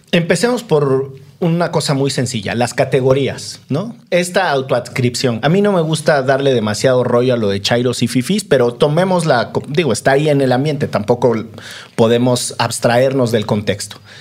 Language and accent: Spanish; Orizaba, Veracruz, Mexico; crecí en Orizaba, donde es extraordinariamente húmedo